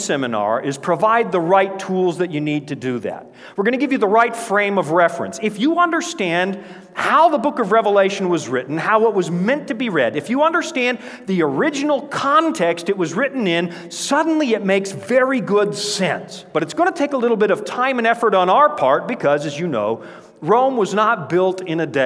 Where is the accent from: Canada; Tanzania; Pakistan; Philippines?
Canada; moved away; Born and raised up near the Yukon border